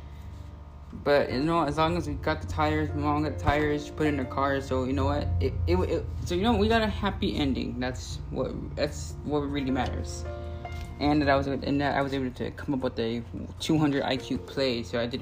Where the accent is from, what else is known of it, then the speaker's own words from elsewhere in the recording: Texas, United States; I'm from Texas